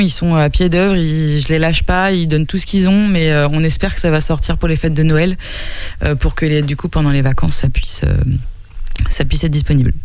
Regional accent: Nantes, Pays de la Loire, France; moved away as an adult; now in Angers, France; je suis pas angevine euh, d'origine, je suis nantaise d'origine, mais ça fait dix ans que je suis installée là

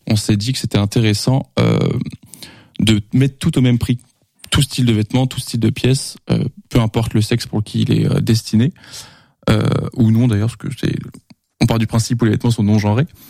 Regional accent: Angers, Pays de la Loire, France; je suis angevin depuis 23 ans et j'ai 23 ans, donc j'ai jamais bougé

